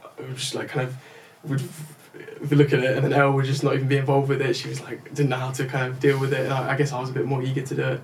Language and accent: English; England, United Kingdom; first language English; being English, being from the United Kingdom